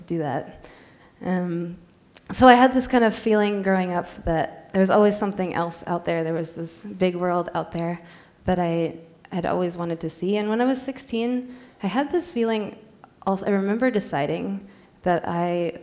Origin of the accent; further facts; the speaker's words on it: Gresham, Oregon, United States; moved away as an adult; also born or lived in Geneva, Switzerland / France; I grew up in Gresham, which is a suburb of Portland